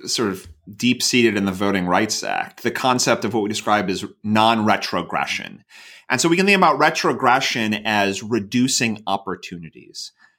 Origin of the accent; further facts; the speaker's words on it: Iowa, United States; So I come from Iowa, so I can think about this.